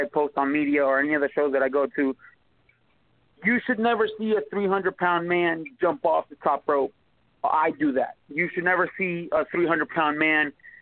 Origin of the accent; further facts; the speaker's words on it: Puerto Rico; now in United States; I grew up in Puerto Rico